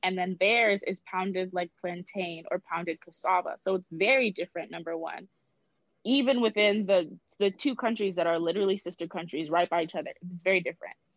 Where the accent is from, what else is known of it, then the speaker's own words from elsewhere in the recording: Georgia, United States; also born or lived in New York; I was born in the States, specifically um, New York, and then we moved to Georgia when I was about five